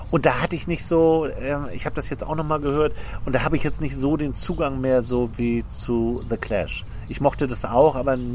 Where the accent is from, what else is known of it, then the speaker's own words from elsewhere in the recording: Hamburg, Germany; ich komme aus Altona in Hamburg und da gab es den Spritzenplatz, oder den gibt es auch immer noch.